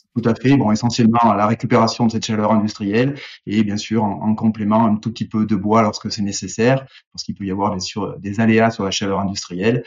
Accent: Auvergne-Rhône-Alpes, France; on est des Auvergnats

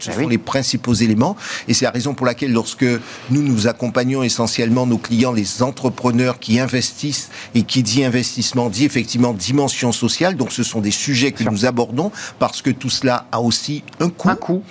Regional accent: France; nous avons en tant que Français

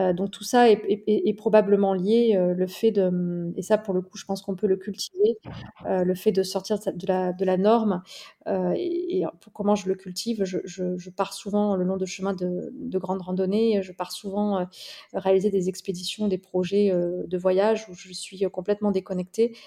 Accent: near Toulouse, Occitania, France; la ville dans laquelle j'ai grandi, près, près de Toulouse

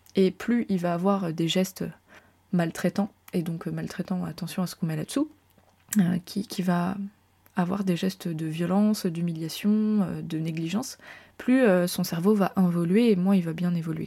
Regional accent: France; je suis française

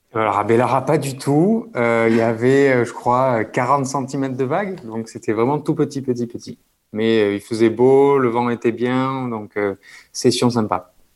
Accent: Bayonne, Nouvelle-Aquitaine, France; moved away as an adult; also born or lived in Toulouse; grandi près de la mer, donc au Pays Basque, à je pense 5 minutes de la plage.

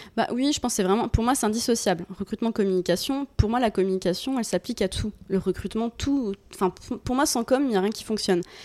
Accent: Bourgogne-Franche-Comté, France; moved away as an adult; now in Lyon, France; je viens de Franche-Comté

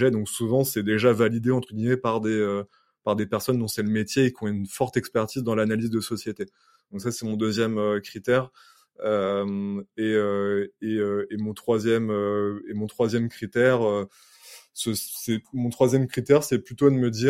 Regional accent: United States; c'est que je suis, euh, je suis américain.

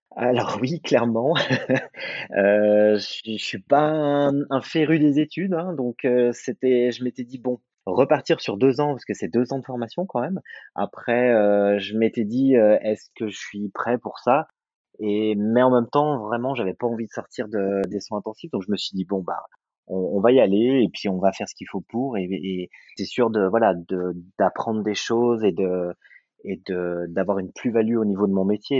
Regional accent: Saint-Étienne, Auvergne-Rhône-Alpes, France; moved away as an adult; also born or lived in Lyon, France; now in Lausanne, Switzerland; Saint-Étienne, là où j'ai fait ma formation, ce qui est ma ville natale

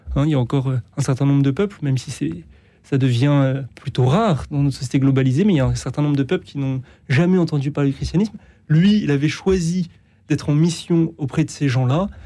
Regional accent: France; chez nous en France

